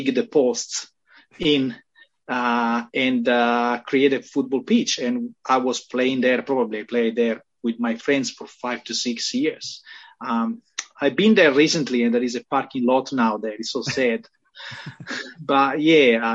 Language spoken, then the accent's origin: English; Sardinia, Italy; English is a second language; moved away; also born or lived in Rome; I was living in Rome, even if I'm originally from Sardinia